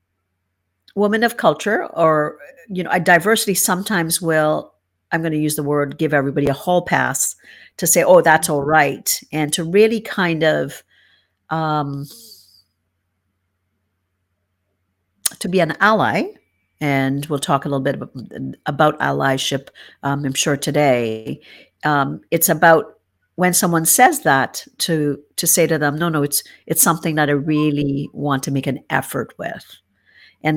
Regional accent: Trinidad & Tobago; now in Canada; I'm from Trinidad and Tobago, and I know that's my nationality, but my background is Middle Eastern and Indian, and your nationality obviously is Canadian, now that mine is as well.

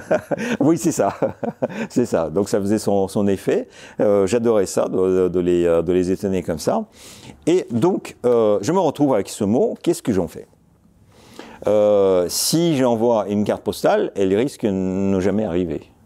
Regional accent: Moscow, Russia; French is a second language; moved away as an adult; also born or lived in Zelenograd; now in France; je suis né à Moscou en 1961. Euh, j'ai grandi dans Moscou. Euh, nous avons, avec mes parents, déménagé assez rapidement dans la banlieue de Moscou, où se trouvait la Silicon Valley soviétique, Zelenograd

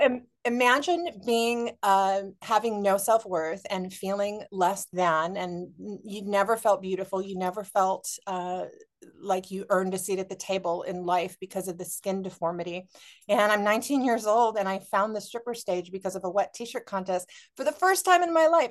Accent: Honolulu, Hawaii, United States; moved away; I'm from Honolulu. I'm from Oahu

